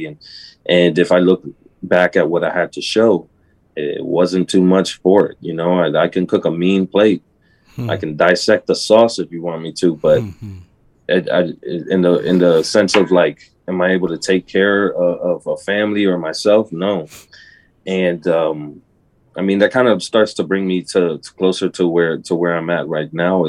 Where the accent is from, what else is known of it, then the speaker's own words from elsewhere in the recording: Tampa, Florida, United States; also born or lived in Miami; I went ahead and moved from Miami to Tampa, which I'm originally from Tampa